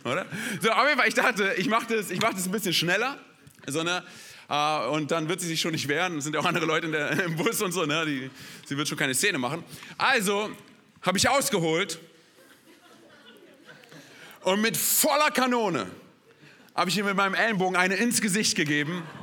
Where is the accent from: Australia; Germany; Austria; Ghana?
Germany; Berlin; born there; Genau, ich bin gebürtiger Berliner. Meine Eltern kommen aus Rumänien, das heißt, ich habe so ein bisschen Migrationshintergrund.